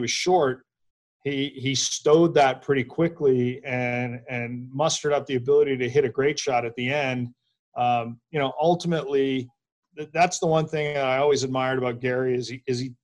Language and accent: English; Canada; we're all Canadian